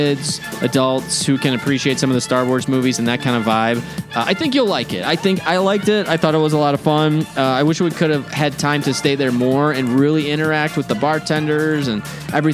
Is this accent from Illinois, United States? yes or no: yes; Chicago, Illinois, United States; I'm from Chicago